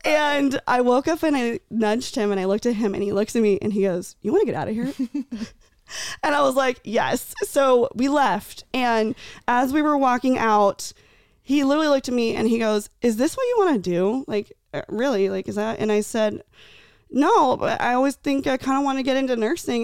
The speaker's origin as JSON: {"language": "English", "town": "Tucson", "region": "Arizona", "country": "United States", "tie": "born or raised there", "said": "I grew up in Tucson."}